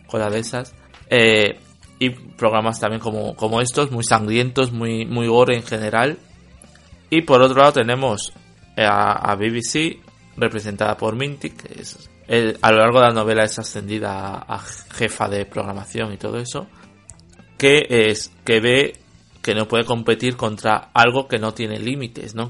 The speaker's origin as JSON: {"language": "Spanish", "country": "Spain", "said": "seré español y el inglés no será mi, mi lengua materna"}